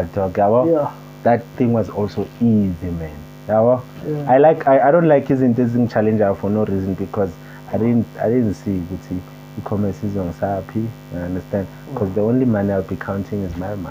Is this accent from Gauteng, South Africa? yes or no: yes; Soweto, Gauteng, South Africa; went to school Zola, primary, and then did high school Zola